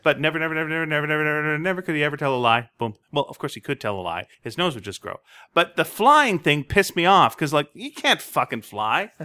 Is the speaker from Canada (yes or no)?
yes; Greenfield Park, Quebec, Canada; moved away; I grew up in Quebec